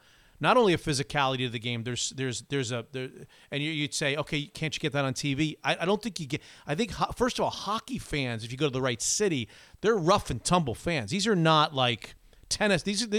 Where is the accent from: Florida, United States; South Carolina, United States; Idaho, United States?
Florida, United States; also born or lived in upstate New York; now in Seattle, United States; I'm going to convert this Floridian.